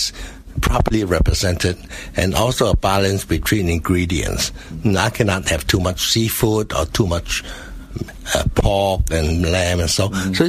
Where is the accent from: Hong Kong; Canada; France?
Hong Kong; moved away as an adult; also born or lived in Guangdong, China; I lived in Hong Kong for many years. Mm-hmm. So that's where I guess I grew up